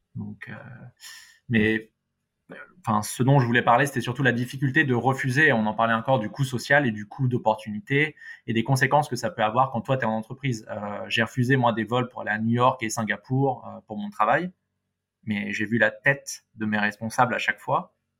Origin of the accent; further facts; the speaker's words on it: Paris, Île-de-France, France; en tant que bon parisien